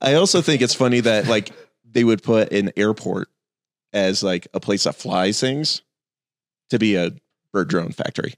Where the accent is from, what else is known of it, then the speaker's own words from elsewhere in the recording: Phoenix, Arizona, United States; I grew up in Phoenix